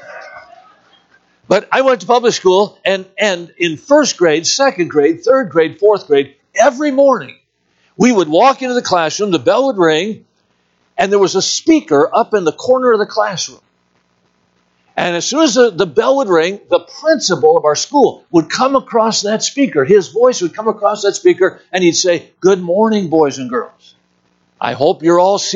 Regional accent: Watertown, Wisconsin, United States; I was born and raised in Watertown, Wisconsin

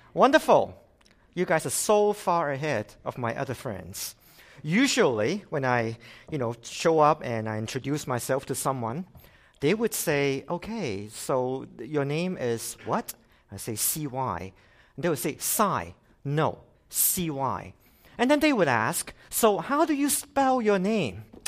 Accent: Hong Kong; now in Canada; I came from Hong Kong originally. I've been in Canada for twenty-six years.

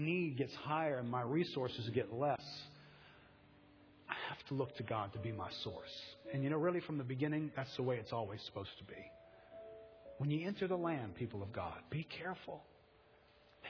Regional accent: United States; I'm an American

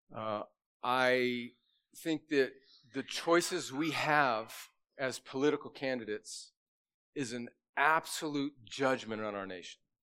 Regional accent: United States; I was born in America

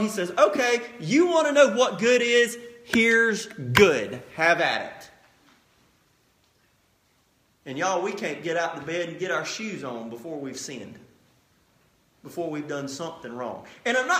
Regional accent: United States; as an American people

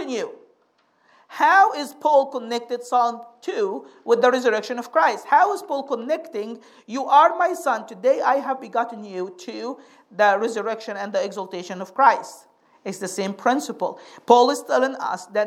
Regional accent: Egypt; moved away; I grew up in Egypt, we have some good preachers in Egypt

